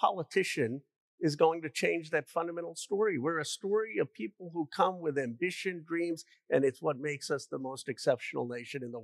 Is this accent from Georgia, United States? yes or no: no; Bucks County, Pennsylvania, United States; also born or lived in Philadelphia; I grew up in Bucks County